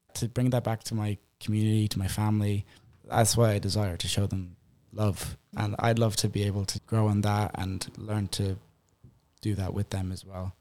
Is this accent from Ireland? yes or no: yes; Ireland; moved away as an adult; now in United States; I'm Irish